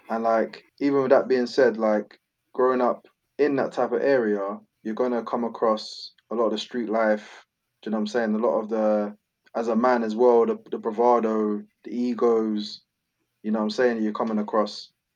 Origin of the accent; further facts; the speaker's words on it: London, United Kingdom; also born or lived in Tulse Hill; I was born in Brixton, and then um, I lived in between Brixton and Tulse Hill, uh, my childhood